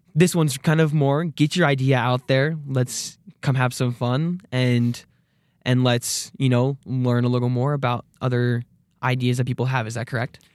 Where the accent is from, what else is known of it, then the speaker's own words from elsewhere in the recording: Arizona, United States; moved away as an adult; now in Rexburg, United States; I'm from Arizona